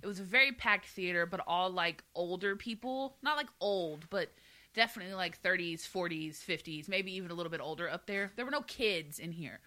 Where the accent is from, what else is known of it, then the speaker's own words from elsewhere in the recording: the South, United States; I'm from the South.